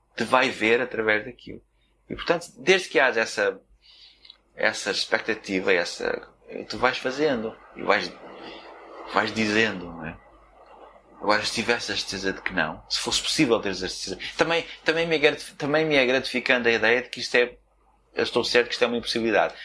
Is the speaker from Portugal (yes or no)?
yes; Portugal; moved away; até nós saímos de Portugal